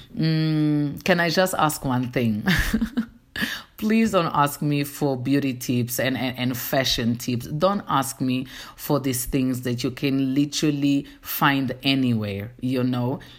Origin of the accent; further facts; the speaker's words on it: Angola; first language Portuguese; English is a second language; now in South Africa; I am from Angola. reside in South Africa